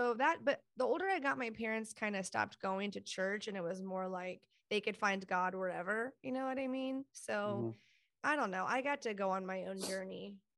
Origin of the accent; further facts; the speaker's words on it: Texas, United States; In Texas.